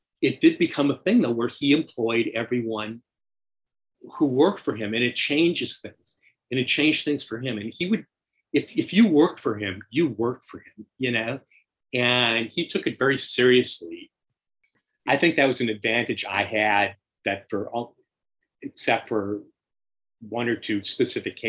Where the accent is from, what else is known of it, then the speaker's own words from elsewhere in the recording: Minneapolis, Minnesota, United States; moved away as an adult; also born or lived in New York; I was from Minneapolis